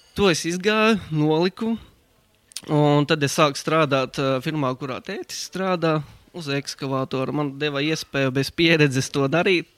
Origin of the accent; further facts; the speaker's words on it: Balvi, Balvi Municipality, Latvia; moved away as an adult; also born or lived in Riga / England / Germany / Finland; es esmu dzimis Balvos, Latvijā tur es arī pavadīju savu, savas pirmās 12 klases